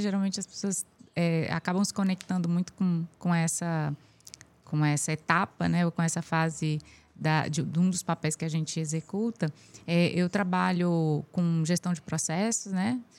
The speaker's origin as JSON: {"language": "Portuguese", "town": "Brasília", "region": "Federal District", "country": "Brazil", "tie": "born or raised there", "also_born_or_lived": "Piauí", "said": "Eu, eu nasci no Piauí é, e aos oito anos de idade a gente foi para Brasília"}